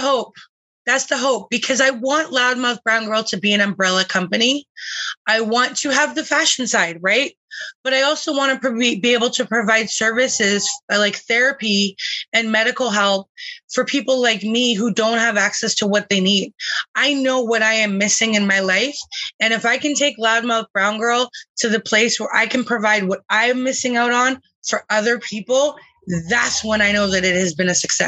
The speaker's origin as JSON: {"language": "English", "town": "Calgary", "region": "Alberta", "country": "Canada", "tie": "born or raised there", "moved": "yes", "lives_now": "British Columbia, Canada", "said": "I was born in Calgary."}